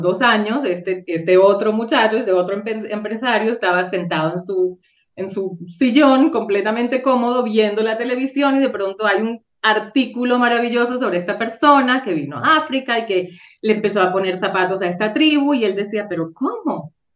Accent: Venezuela; now in Safed, Israel; de Venezuela

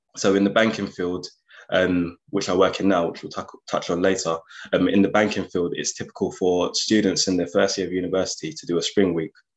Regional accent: London, United Kingdom; moved away as an adult; also born or lived in Nottingham; I'm originally from London, so that was a big jump moving from London to Nottingham

